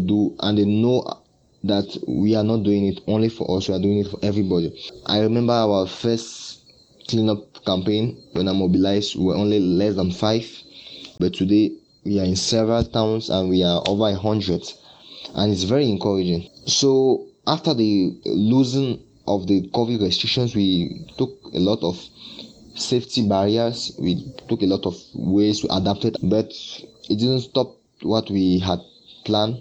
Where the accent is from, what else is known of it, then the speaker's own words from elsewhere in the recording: Yaoundé, Centre, Cameroon; SOA Yaoundé, which is my hometown